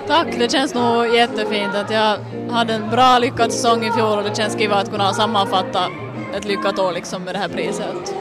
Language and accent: Swedish; Raseborg, Uusimaa, Finland; now in Helsinki, Finland; jag är ju uppväxt i Raseborg, att det är ju hem för mig